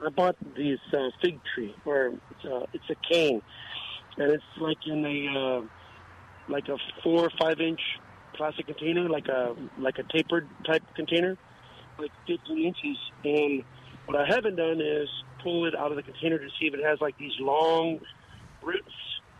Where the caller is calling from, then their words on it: Castroville, Texas, United States; I'm calling from Castroville, Texas.